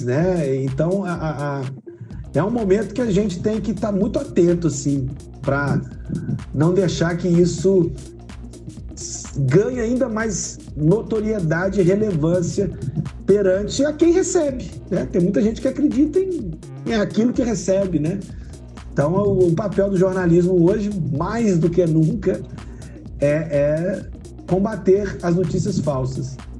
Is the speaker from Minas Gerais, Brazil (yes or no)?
yes; Viçosa, Minas Gerais, Brazil; moved away as an adult; also born or lived in Uberlândia / Juiz de Fora; now in Varginha, Brazil; Pontapé, pontapé inicial foi dado na minha terrinha, né, em Viçosa.